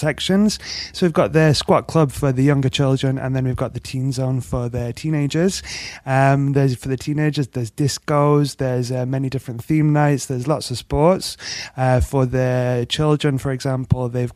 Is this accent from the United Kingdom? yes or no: yes; England, United Kingdom; accent: English; also born or lived in Spain; you can tell by the accent I'm English